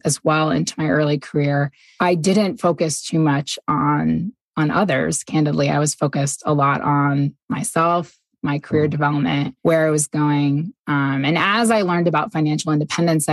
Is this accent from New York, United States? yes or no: yes; New York, United States; moved away as an adult; also born or lived in Boston / Singapore; now in Ogden, United States; I'm originally from New York State and have lived in Boston, Singapore